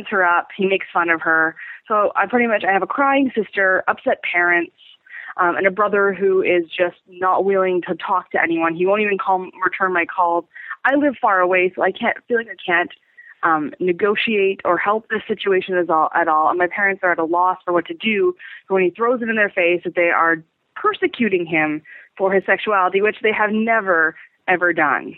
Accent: Canada; I'm from Canada

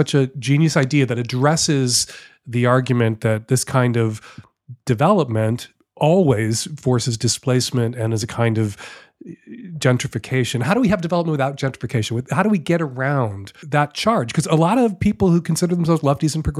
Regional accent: Chicago, Illinois, United States; now in Seattle, United States; I grew up in Chicago

